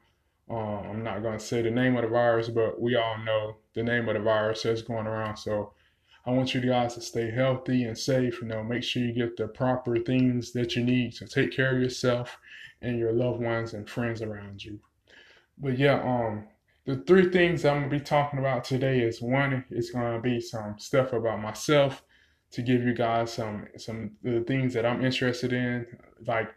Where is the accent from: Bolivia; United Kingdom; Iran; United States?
United States; North Carolina; I'm from North Carolina myself